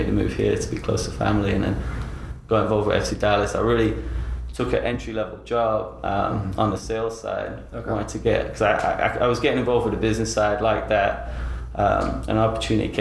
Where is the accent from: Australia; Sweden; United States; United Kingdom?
United Kingdom; Nottingham, East Midlands; moved away; I grew up in Nottingham, which is a phenomenal town